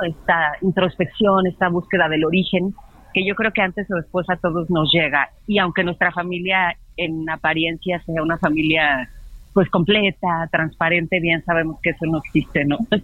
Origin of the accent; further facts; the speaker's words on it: Mexico City, Mexico; Yo crecí, bueno, nací en el Estado de México, crecí en Santa María la Ribera, en Clavería